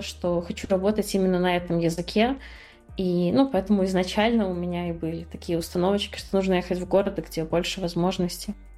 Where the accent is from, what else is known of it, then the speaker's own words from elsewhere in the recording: Belarus; moved away as an adult; also born or lived in Minsk, Belarus; now in Batumi, Georgia; я родилась в Беларуси, в маленьком городе. Когда ты рождаешься в маленьком городе в Беларуси, все, что ты делаешь, это все возможно, ну, хорошо учишься, чтобы оттуда уехать.